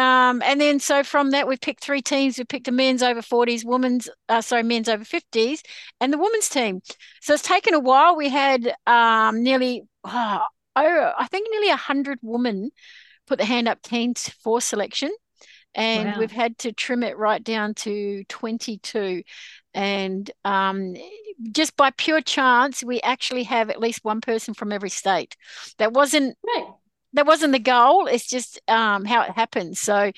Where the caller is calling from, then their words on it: New South Wales, Australia; I am joining you from Gringai country.